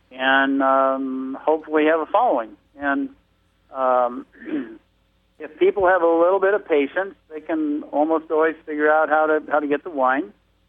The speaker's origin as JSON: {"language": "English", "region": "California", "country": "United States", "said": "What prompted me to get involved here, I moved from Southern California to Northern California to go to school."}